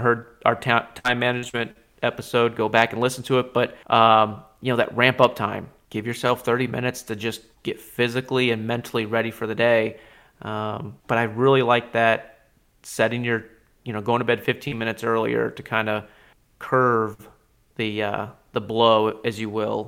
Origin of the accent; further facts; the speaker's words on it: Alaska, United States; I grew up in Alaska